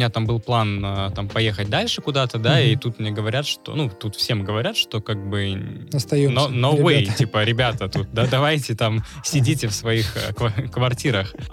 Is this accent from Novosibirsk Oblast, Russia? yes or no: yes; Novosibirsk, Novosibirsk Oblast, Russia; А я, поскольку с Новосибирска, я не москвич.